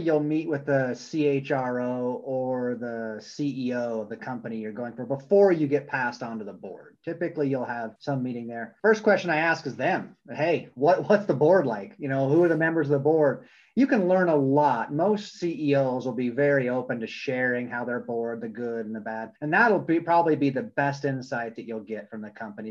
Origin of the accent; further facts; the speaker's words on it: Vermont, United States; also born or lived in California; now in Utah, United States; I grew up in Vermont, been in Utah for about 5 years